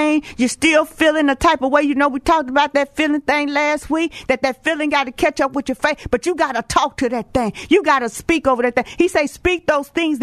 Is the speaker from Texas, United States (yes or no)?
yes; Houston, Texas, United States; I'm from Texas, Houston